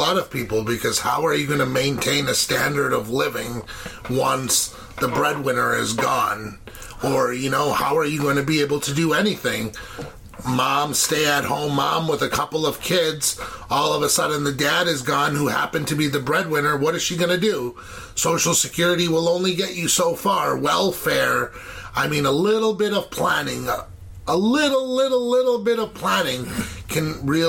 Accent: India; So I'm kind of biased, naturally, being Indian, loving everything Indian.

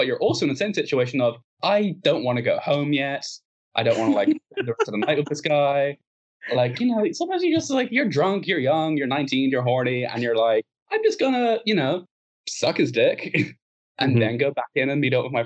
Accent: Ireland; we're Irish.

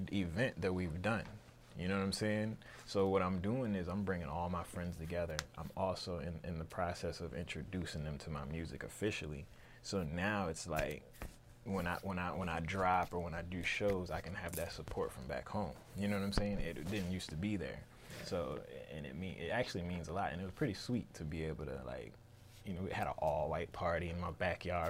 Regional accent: Newport News, Virginia, United States; moved away as an adult; now in Richmond, United States; I'm from Newport News. I graduated high school in 2003.

